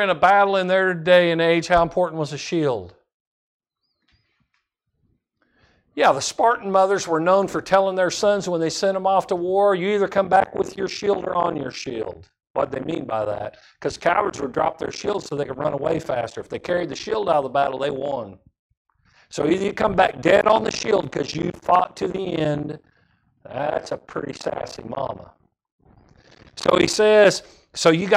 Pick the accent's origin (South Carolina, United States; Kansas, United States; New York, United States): Kansas, United States; I grew up in Kansas